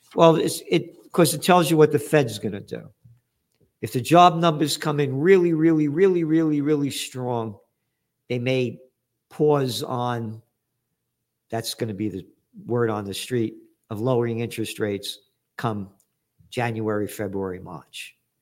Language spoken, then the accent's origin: English; United States; as an American